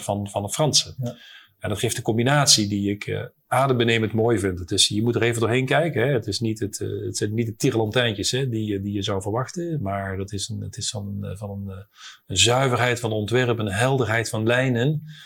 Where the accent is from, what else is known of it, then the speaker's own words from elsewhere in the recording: Netherlands; also born or lived in Paris, France; ik als Hollander